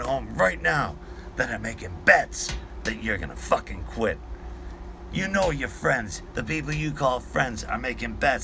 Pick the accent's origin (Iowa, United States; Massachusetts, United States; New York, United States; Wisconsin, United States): Massachusetts, United States; I'm being from Massachusetts